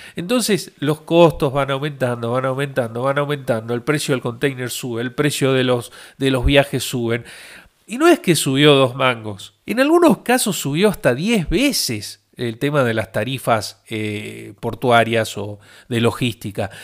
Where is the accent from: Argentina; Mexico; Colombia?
Argentina; soy de Argentina